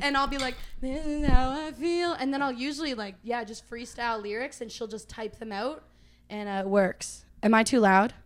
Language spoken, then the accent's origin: English; Uxbridge, Ontario, Canada; moved away as an adult; now in Nashville, United States; I'm based in Nashville right now, but I'm from Uxbridge, Ontario.